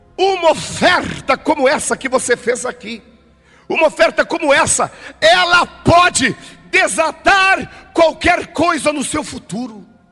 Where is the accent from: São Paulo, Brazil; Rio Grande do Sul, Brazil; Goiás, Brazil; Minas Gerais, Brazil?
Rio Grande do Sul, Brazil; Eu sou gaúcho